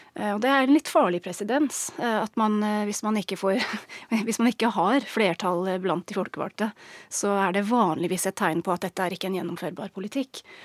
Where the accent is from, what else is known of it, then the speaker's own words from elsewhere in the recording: England, United Kingdom; Norwegian is a second language; moved away as an adult; now in Norway; Jeg er engelsk, har bodd i Norge i snart 15 år